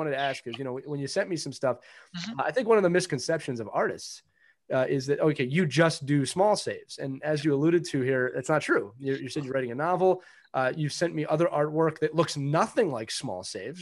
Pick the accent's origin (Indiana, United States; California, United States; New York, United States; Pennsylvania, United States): Pennsylvania, United States; Philadelphia; I always say I'm from Philadelphia